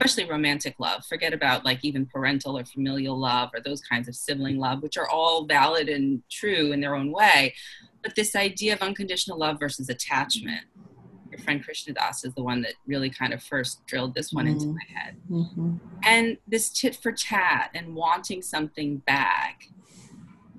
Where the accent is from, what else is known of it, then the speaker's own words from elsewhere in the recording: Boston, Massachusetts, United States; moved away as an adult; now in New York, United States; I grew up in Boston and I've been here in New York for 10 years